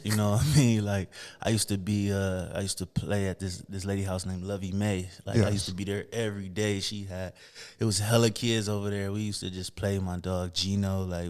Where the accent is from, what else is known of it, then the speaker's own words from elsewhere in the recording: Toledo, Ohio, United States; On Belmont. So 1600 block, 1676 Belmont to be exact. My granddad, grandmother house.